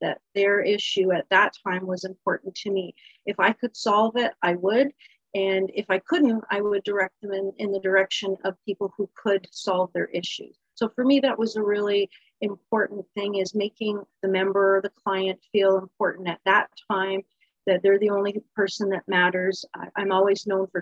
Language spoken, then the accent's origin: English; Niagara Falls, Ontario, Canada; I grew up in Niagara Falls. I was born in Niagara Falls, lived my whole life here